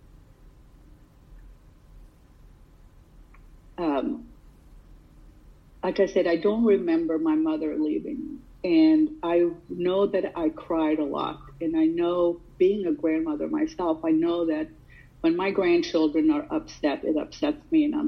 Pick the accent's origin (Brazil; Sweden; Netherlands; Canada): Sweden; now in United States; I did not grow up here in the United States. I grew up in Sweden